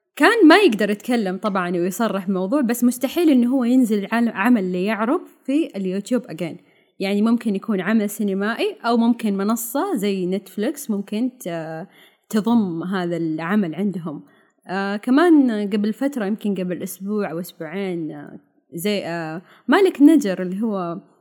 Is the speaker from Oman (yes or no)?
no; Saudi Arabia; عندنا في السعوديه